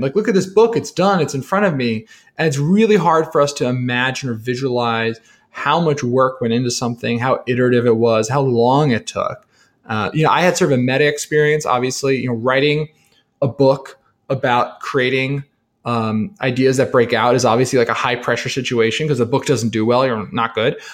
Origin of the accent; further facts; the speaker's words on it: New Jersey, United States; I'm a kid from New Jersey